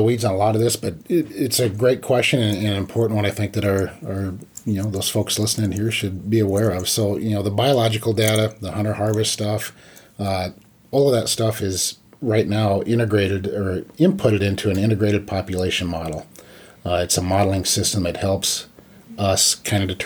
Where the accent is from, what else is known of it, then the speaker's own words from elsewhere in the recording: Clearwater, Nebraska, United States; now in Pierre, United States; I'm originally from Clearwater, Nebraska.